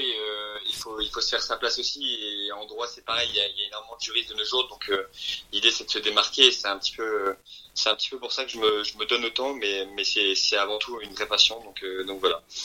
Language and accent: French; France; also born or lived in Belgium / Japan / Versailles; je suis d'origine belge, Et en fait, j'ai quitté la Belgique il y a de ça au moins 15 euh, ans. En fait, je suis, je en France depuis, l'âge de 5 ans.